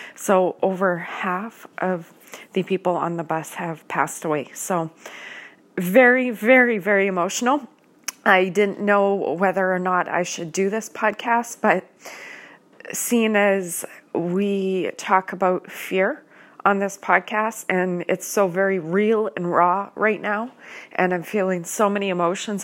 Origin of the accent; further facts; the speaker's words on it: Canada; I am a Canadian citizen